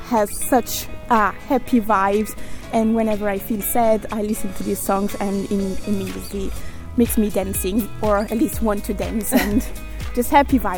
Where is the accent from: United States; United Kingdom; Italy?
Italy; now in Portorož, Slovenia; I come from Italy, but I'm currently studying at the University of Primorska in Portorož.